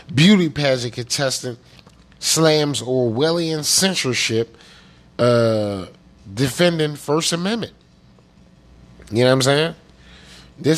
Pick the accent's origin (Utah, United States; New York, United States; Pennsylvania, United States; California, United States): Pennsylvania, United States; I'm from Pennsylvania